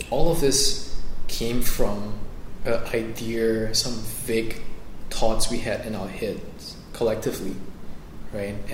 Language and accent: English; Singapore; I am from Singapore.